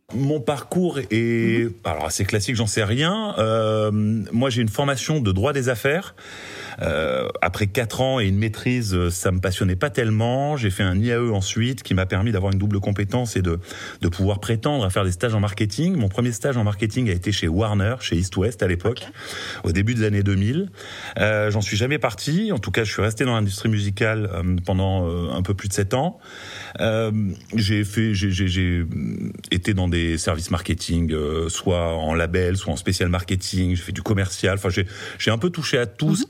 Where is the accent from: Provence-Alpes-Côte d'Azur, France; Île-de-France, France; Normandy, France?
Provence-Alpes-Côte d'Azur, France; Marseille; moved away; also born or lived in Paris; je suis marseillais d'origine